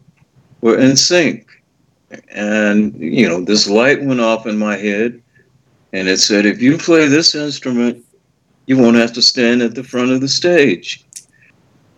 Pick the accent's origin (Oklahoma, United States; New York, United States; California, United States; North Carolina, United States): California, United States; Los Angeles; I'm from Los Angeles. I'm a native